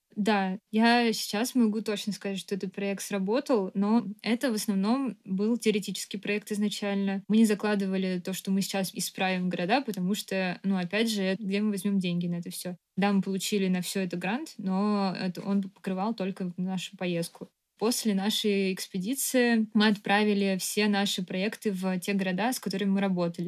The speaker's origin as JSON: {"language": "Russian", "region": "Moscow", "country": "Russia", "tie": "born or raised there", "said": "Я родилась в Москве и всю жизнь жила здесь"}